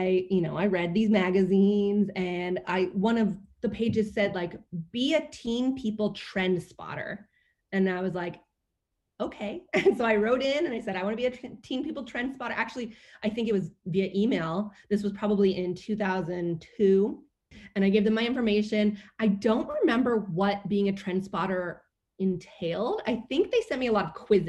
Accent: Bay Area, California, United States; I grew up in the Bay Area

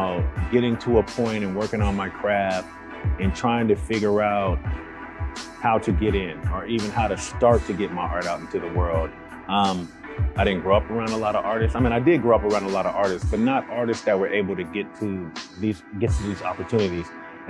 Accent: Seattle, Washington, United States; I'm from Seattle, Washington, born and raised in the Central District.

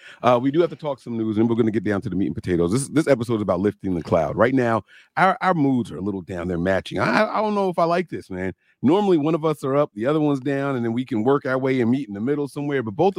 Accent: New Jersey, United States; I'm from Jersey, bro.

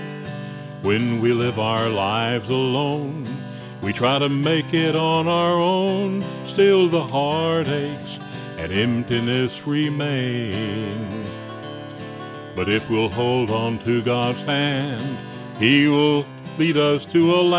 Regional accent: Pinson, Tennessee, United States; also born or lived in Humboldt, Tennessee; I was born in Humboldt up in Gibson County, but I spent most of my life in the Pinson area south of Jackson.

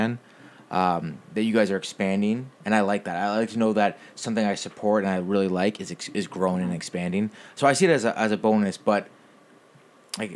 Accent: Mississauga, Ontario, Canada; now in Milton, Canada; We're from Mississauga

